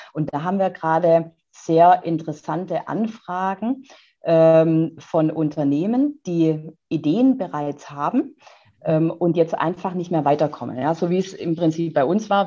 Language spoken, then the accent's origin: German; Neckar valley, Baden-Württemberg, Germany; ich bin ja äh, hier im Neckartal geboren